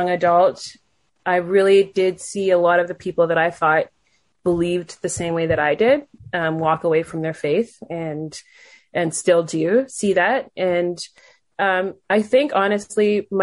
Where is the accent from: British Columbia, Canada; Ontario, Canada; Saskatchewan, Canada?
Ontario, Canada; Durham Region; I was born and raised in Ontario, Canada. And right now I live in the region of Durham